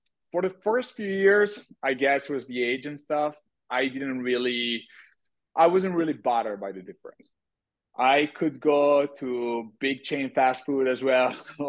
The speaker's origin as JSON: {"language": "English", "town": "Verona", "region": "Veneto", "country": "Italy", "tie": "born or raised there", "said": "I mean, I love my city. I always loved my city since I was a kid. You know, this is the city of Romeo and Juliet."}